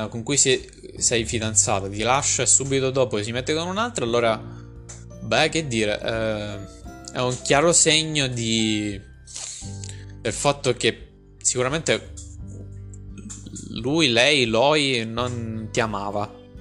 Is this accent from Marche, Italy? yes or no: yes; Pesaro, Marche, Italy; Di Pesaro? Anch'io sono di Pesaro.